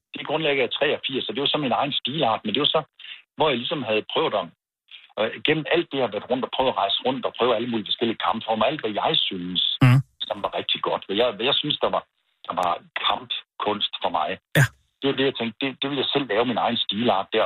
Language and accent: Danish; Randers, Central Denmark Region, Denmark; now in Viborg, Denmark; der boede jeg i, øh, Randers. Det kan du måske godt høre på mig